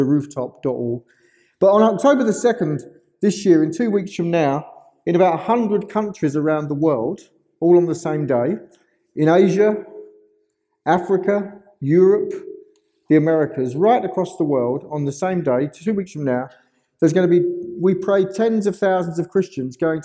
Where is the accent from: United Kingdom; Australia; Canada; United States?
United Kingdom; London; I am from London, England.